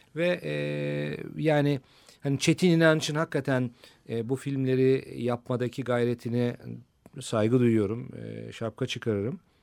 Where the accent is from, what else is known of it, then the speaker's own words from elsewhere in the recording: Turkey; bir Türk olarak